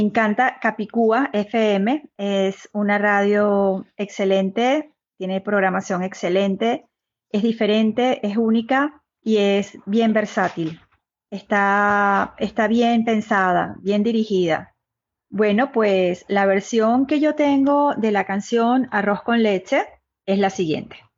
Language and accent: Spanish; Margarita Island, Nueva Esparta, Venezuela; now in Madrid, Spain; soy venezolana, nací en la isla de Margarita, Venezuela, vivo en este momento en Madrid, España